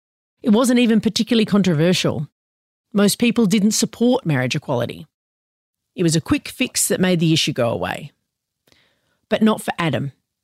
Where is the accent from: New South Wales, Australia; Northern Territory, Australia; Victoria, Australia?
New South Wales, Australia; Sydney; we're in Sydney, my hometown.